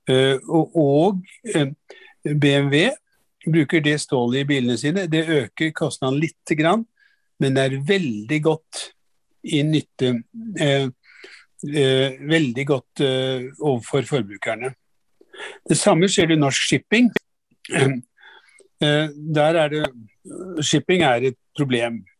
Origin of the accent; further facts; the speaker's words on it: Drammen, Buskerud, Norway; du, jeg vokste opp i Drammen.